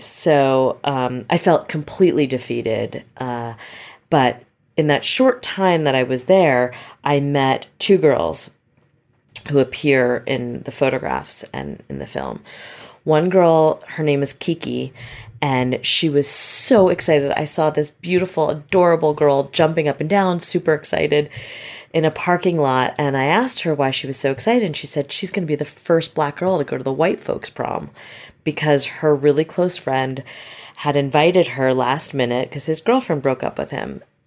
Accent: Westchester, New York, United States; moved away; I grew up in Westchester, uh, which is about sixty miles north of Manhattan

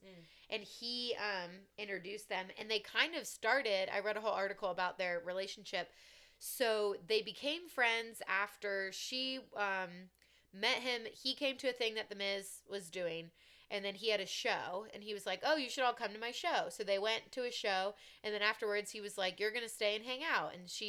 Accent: Columbus, Ohio, United States; Born and raised in Columbus, Ohio, and I did not know who she was.

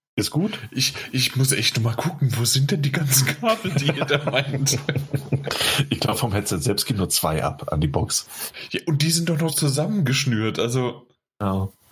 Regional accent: Rhineland-Palatinate, Germany; bei uns in der Pfalz

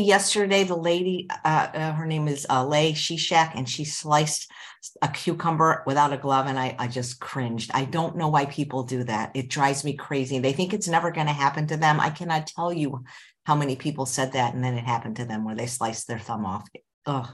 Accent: California, United States; growing up in California

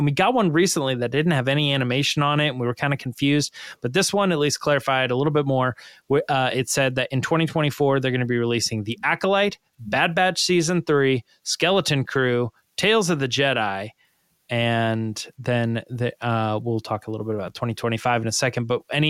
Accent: Scotland, United Kingdom; I'm from Scotland.

